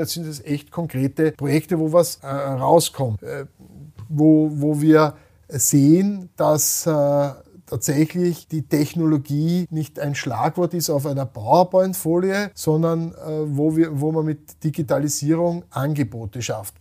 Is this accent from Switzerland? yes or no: no; Austria; wir rühmen uns als Österreicher